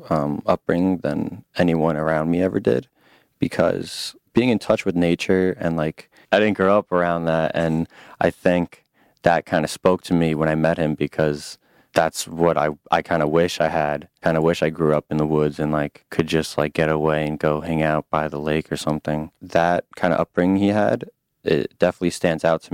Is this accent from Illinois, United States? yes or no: no; Long Island, New York, United States; I'm from Long Island, New York